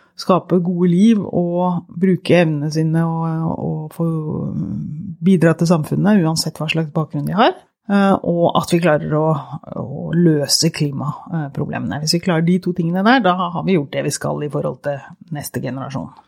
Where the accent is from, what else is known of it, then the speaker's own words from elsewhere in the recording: Porsgrunn, Telemark, Norway; moved away as an adult; also born or lived in Oslo; jeg vokste opp i Porsgrunn, eller i grenlandsområdet.